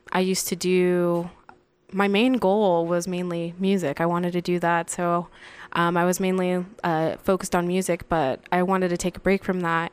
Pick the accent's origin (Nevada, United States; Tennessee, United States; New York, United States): Nevada, United States; Las Vegas; born or raised there; also born or lived in San Bernardino, California